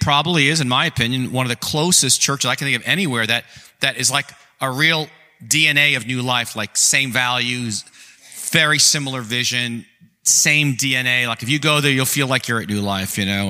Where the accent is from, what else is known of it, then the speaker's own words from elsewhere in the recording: New Jersey, United States; I was born in New Jersey.